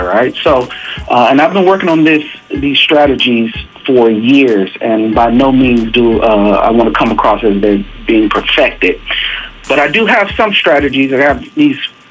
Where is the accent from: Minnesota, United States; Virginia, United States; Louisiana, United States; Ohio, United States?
Virginia, United States; Hampton Roads; my hometown, Hampton Roads